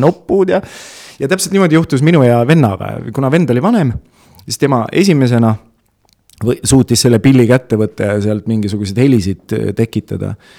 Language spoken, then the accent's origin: Estonian; Tartu, Tartu County, Estonia; also born or lived in Otepää; ma olen äh, selline põline Tartu poiss olnud, ma olen mm. Tartus äh, sündinud, kasvanud